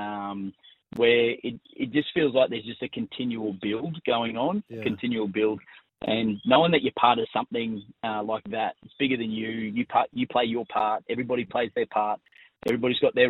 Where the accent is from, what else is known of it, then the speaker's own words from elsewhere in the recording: Gold Coast, Queensland, Australia; also born or lived in Blacktown, New South Wales; My mum is from the Goldie. So I did my first 6 years down there